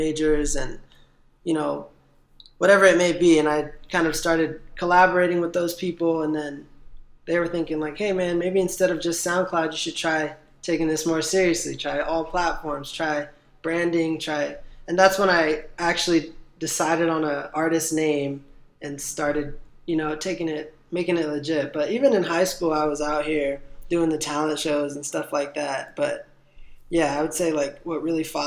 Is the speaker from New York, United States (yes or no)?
no; Watsonville, California, United States; and it came with a music video, and it was dedicated to my hometown